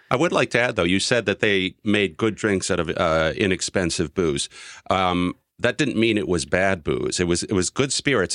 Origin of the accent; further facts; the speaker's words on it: Wisconsin, United States; now in New York, United States; I'm from Wisconsin